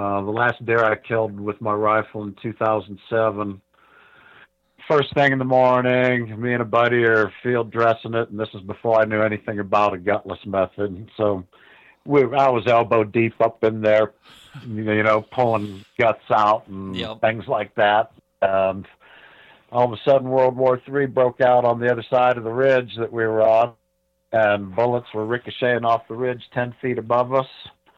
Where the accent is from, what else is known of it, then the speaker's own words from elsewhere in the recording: Ohio, United States; I grew up in Ohio.